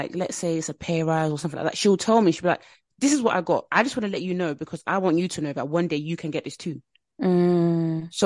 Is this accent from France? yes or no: no; Nigeria; I'm Nigerian